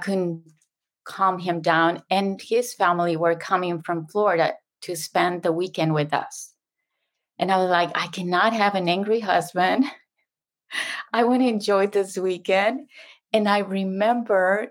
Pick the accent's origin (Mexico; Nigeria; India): Mexico; first language Spanish; English is a second language; moved away as an adult; also born or lived in Houston; now in San Diego, United States; I was raised, born and raised in Mexico